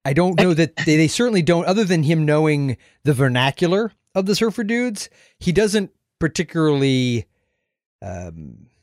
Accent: St. Petersburg, Florida, United States; Summer Rental was shot in my hometown

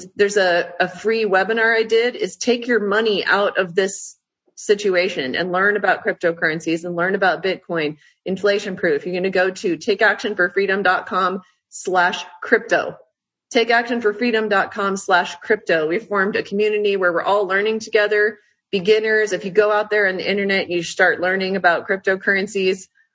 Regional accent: Utah, United States; moved away as an adult; now in Florida, United States; I'm from Utah, and I just ran from there

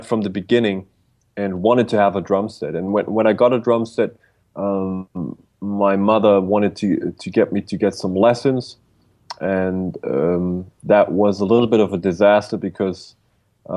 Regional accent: Bavaria, Germany; I was born in a little village in Bavaria, Germany

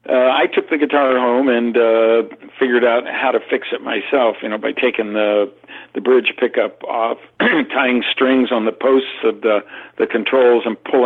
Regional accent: Southern California, United States; by the early 60s, I grew up in Southern California on the beach.

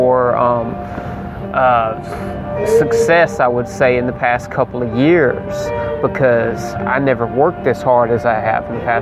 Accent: South Mississippi, United States; I've always been here. I grew up in the South of Mississippi

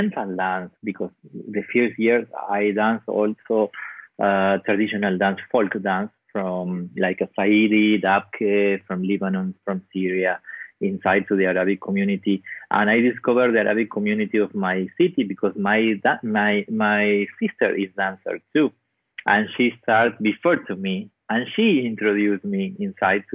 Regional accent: Patagonia, Argentina; English is a second language; My hometown is one little town in the south of Argentina. It's 3 hours flight to Buenos Aires. It's in the center of Patagonia.

